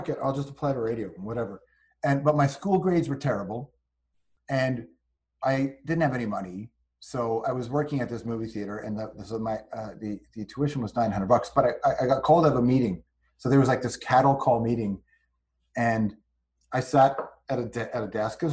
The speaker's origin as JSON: {"language": "English", "town": "Toronto", "region": "Ontario", "country": "Canada", "tie": "born or raised there", "said": "I grew up in the West Side"}